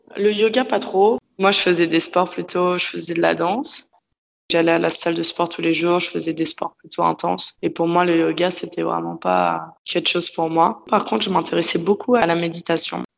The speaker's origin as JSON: {"language": "French", "town": "Paris", "region": "Île-de-France", "country": "France", "tie": "born or raised there", "moved": "as an adult", "lives_now": "Australia", "said": "Je suis née à Paris. J'ai vécu à Paris dans le 11e arrondissement, à côté de Bastille avec euh, mes parents"}